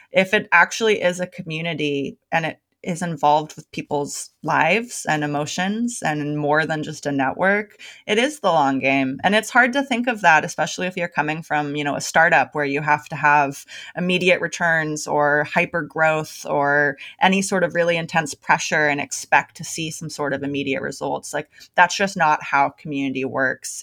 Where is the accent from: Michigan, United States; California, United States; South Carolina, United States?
California, United States; Bay Area; moved away as an adult; now in Portland, United States; I'm born and raised in the Bay Area. I lived there my entire life until four months ago